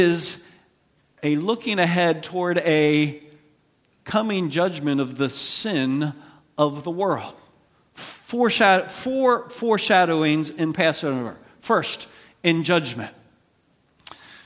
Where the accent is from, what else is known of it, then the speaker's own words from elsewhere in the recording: United States; as an American